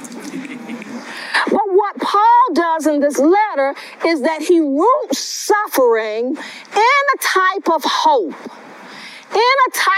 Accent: West Palm Beach, Florida, United States; I'm a native of West Palm Beach, Florida

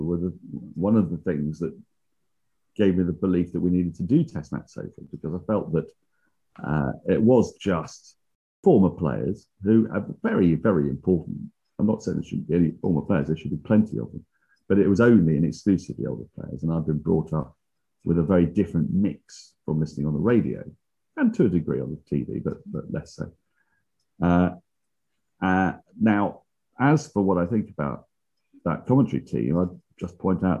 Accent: England, United Kingdom; I am English

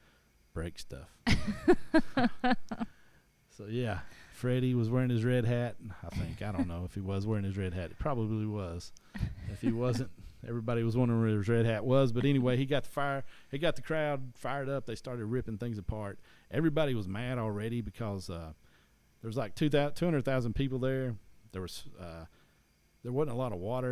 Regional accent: East Tennessee, United States; I'm from East Tennessee

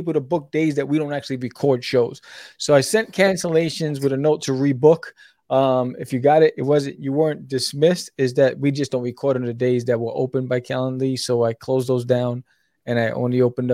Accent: New York City, New York, United States; moved away; also born or lived in Brooklyn; I was born in Brooklyn, raised in Queens

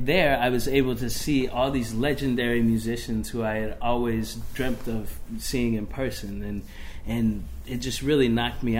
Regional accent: Seattle, Washington, United States; Well, I grew up in Seattle, Washington

